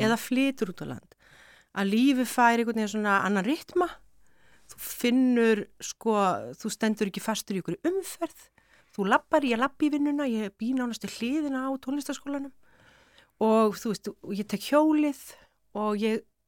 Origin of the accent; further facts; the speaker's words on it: Ísafjörður, Westfjords, Iceland; moved away as an adult; ár frá því að ég hafði flutt frá Ísafjörði mm. 86 bara eftir stúdentinn